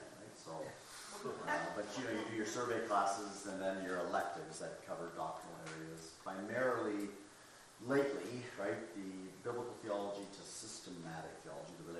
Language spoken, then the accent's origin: English; Toronto, Ontario, Canada; moved away; also born or lived in Kentucky; I grew up in the Toronto area in Canada